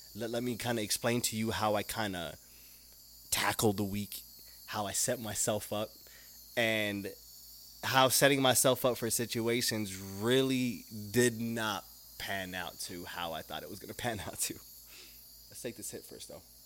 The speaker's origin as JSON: {"language": "English", "region": "Utah", "country": "United States", "tie": "born or raised there", "moved": "yes", "lives_now": "Arizona, United States", "said": "I was raised in Utah"}